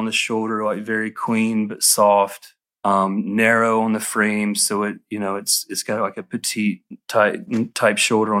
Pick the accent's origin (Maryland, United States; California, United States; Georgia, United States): Georgia, United States; Atlanta; because though I'm from Atlanta and extremely influenced by where I am and my everyday here